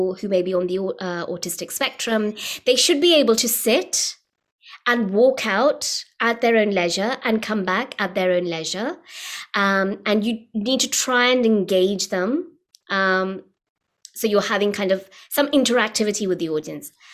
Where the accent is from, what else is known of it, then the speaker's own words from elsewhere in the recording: United Kingdom; as a British-born artist